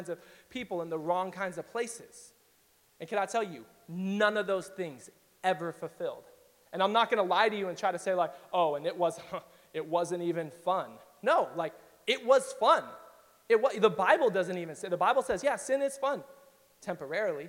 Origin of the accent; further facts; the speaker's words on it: Riverside, California, United States; And I grew up in East Riverside, so that's like Diet Compton for those of you who've never been to East Riverside.